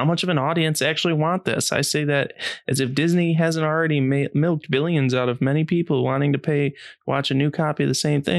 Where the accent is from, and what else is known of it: Canada